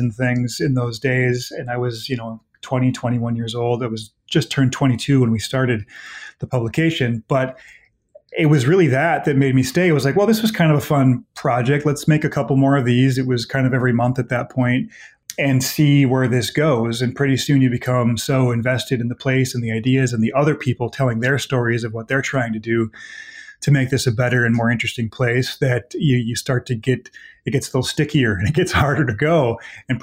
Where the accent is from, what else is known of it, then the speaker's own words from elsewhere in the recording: Elk Mound, Wisconsin, United States; moved away as an adult; now in Eau Claire, United States; I'm from Elk Mound, which is a small town of about 700 people, just 10 miles to the west of here